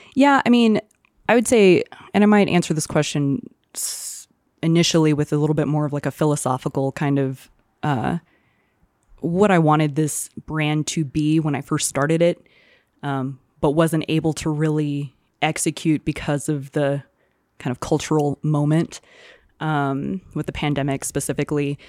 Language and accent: English; Houston, Texas, United States; now in Santa Fe, United States; growing up in Houston